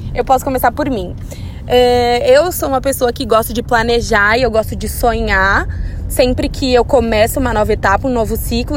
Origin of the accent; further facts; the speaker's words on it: Brazil; a gente, como brasileiros